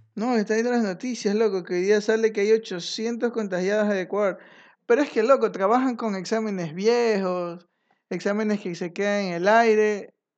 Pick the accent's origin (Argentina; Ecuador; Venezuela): Ecuador